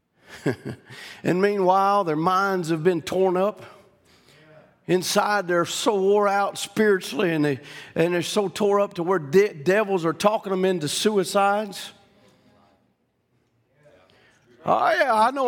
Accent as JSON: {"language": "English", "region": "Louisiana", "country": "United States", "said": "I'm not from here. I'm from Louisiana"}